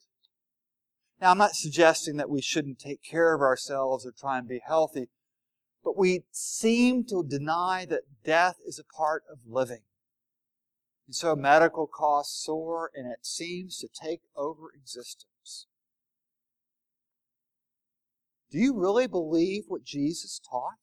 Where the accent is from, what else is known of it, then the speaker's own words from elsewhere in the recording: the South, United States; I'm from the South.